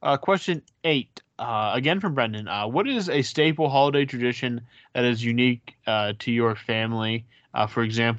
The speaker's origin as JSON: {"language": "English", "town": "Vancouver", "region": "British Columbia", "country": "Canada", "said": "I'm from Vancouver, and the amount of Gretzky and 80s Oilers worship in this country drives me nuts."}